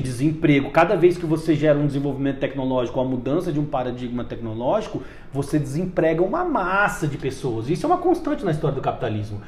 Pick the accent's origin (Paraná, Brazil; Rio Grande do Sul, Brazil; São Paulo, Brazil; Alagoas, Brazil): Paraná, Brazil; Umuarama; moved away as an adult; now in Brasília, Brazil; Eu sou do interior do Paraná, de uma cidade chamada Umuarama, e vim para cá fazer, justamente como você disse, jornalismo